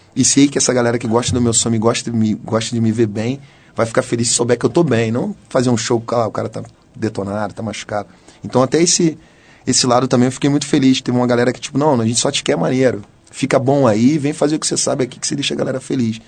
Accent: Rio de Janeiro, Brazil; sou cria do Engenho Novo, um lugar lá no subúrbio do Rio de Janeiro

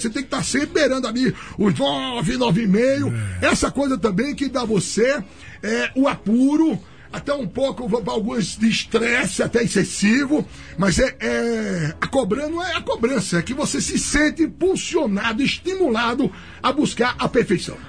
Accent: Maceió, Alagoas, Brazil; moved away as an adult; now in São Paulo, Brazil; é característico lá do Nordeste e da minha terra, que é Maceió

